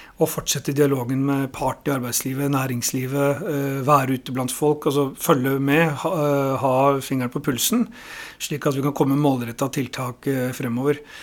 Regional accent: Oslo, Norway; jeg er jo født og oppvokst i Oslo, så jeg er ordentlig Oslo-gutt

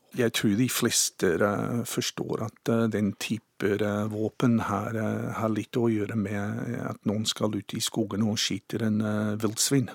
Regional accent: Cambridge, Waikato, New Zealand; Norwegian is a second language; moved away as an adult; also born or lived in Norway; now in Sandefjord, Norway; jeg vokste opp i New Zealand i 60-tallet, i en, eh, et forholdsvis lite by eh, som heter Cambridge

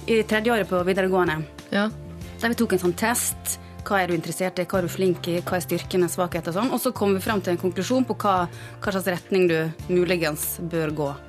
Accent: Stranda, Møre og Romsdal, Norway; moved away; Stranda, der jeg kommer fra.

